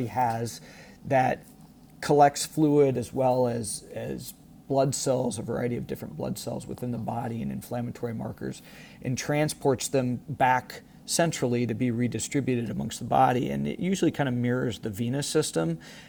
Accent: Iowa, United States; moved away as an adult; also born or lived in Dublin, Ireland / Rochester, Minnesota / Houston, Texas; I was born and raised in Iowa

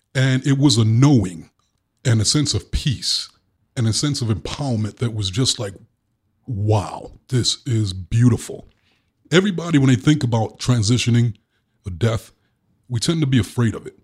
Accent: New York City, New York, United States; accent: Brooklyn; my Brooklyn accent

